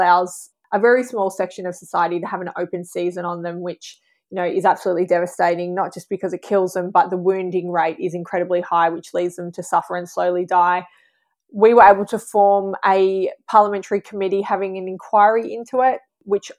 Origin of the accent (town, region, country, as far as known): Australia; accent: Australian